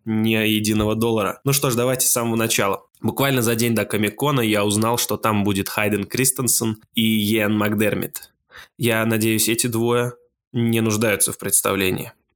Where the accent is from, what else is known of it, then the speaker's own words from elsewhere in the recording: Russia; я из России